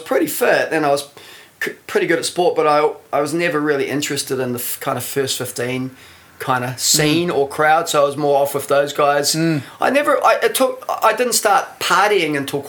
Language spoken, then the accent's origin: English; Masterton, Wellington, New Zealand; moved away as an adult; also born or lived in Freiburg; I was born in Masterton. I lived there till I was about 17 or 18, I think.